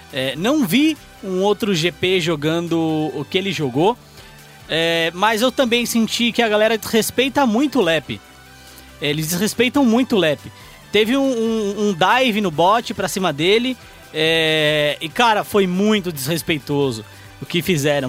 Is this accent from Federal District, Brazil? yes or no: no; São Bernardo do Campo, São Paulo, Brazil; eu sou de São Bernardo